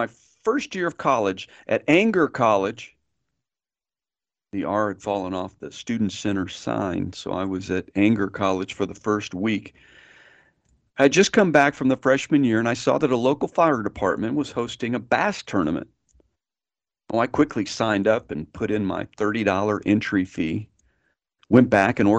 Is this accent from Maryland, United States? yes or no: no; San Antonio, Texas, United States; also born or lived in Austin, Texas; As a young boy growing up in San Antonio, my grandfather was a welder